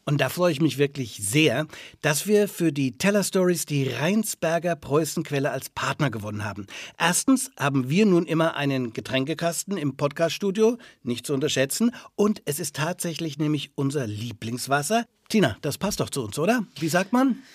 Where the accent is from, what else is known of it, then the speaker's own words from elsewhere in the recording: Franconia, Bavaria, Germany; Bei uns in Franken